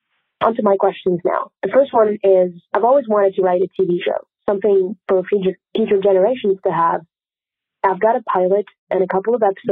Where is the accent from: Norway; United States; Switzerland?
Switzerland; Hey, Lisa. Hey, Kate. … I'm from Switzerland.